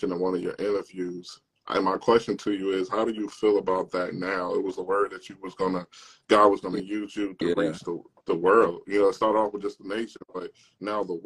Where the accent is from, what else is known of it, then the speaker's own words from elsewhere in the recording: Virginia, United States; I'm from Virginia